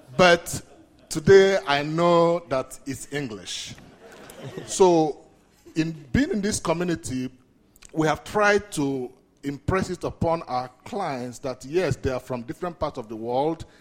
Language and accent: English; Nigeria; moved away; I'm originally from Nigeria